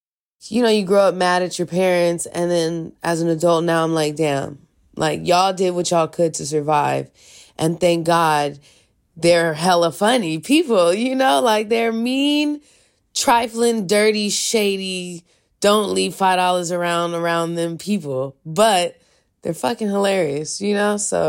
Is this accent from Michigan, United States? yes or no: no; California, United States; also born or lived in San Francisco; I was born in Palo Alto. My dad is from East Palo Alto and my mom's from Redwood City. So I grew up in both of those places a little bit. But I came to the city when I was 14.